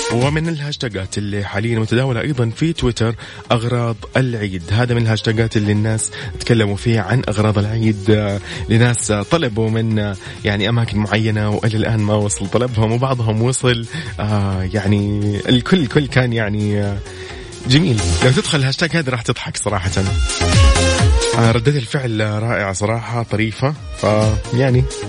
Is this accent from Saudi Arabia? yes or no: yes; Saudi Arabia; نحن عندنا في السعوديه